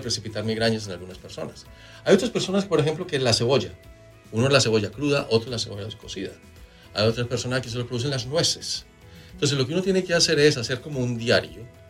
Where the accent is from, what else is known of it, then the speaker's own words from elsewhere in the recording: Manizales, Caldas, Colombia; yo vengo de Manizales, en Colombia, donde nosotros desayunamos con una taza de, de chocolate caliente